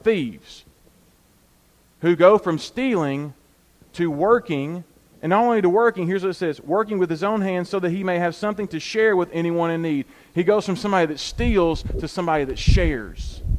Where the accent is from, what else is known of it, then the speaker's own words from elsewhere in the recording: United States; us as American Christians